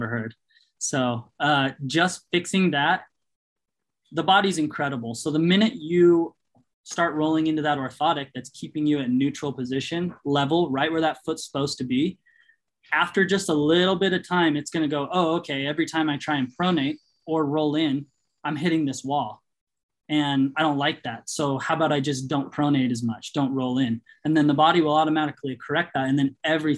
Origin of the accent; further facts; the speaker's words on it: Utah, United States; growing up in Utah